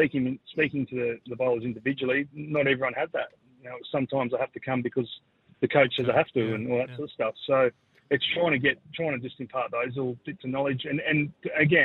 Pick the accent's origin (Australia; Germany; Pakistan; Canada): Australia; Sydney, New South Wales; now in Adelaide, Australia; I was born in Sydney